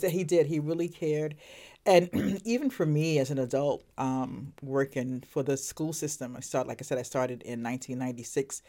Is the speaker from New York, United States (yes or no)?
yes; Brooklyn, New York, United States; moved away as an adult; also born or lived in Vernon, Connecticut; now in Manchester, United States; I am originally from Brooklyn, New York